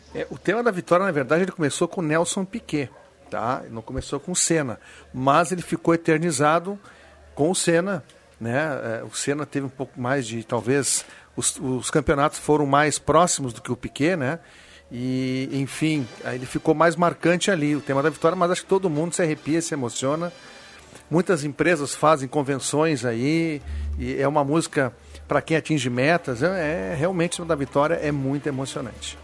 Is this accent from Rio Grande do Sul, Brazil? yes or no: yes; Porto Alegre, Rio Grande do Sul, Brazil; onde eu me criei ali